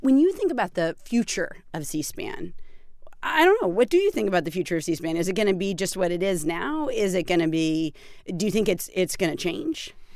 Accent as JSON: {"language": "English", "town": "Peterborough", "region": "New Hampshire", "country": "United States", "tie": "born or raised there", "said": "I was born in Peterborough, New Hampshire"}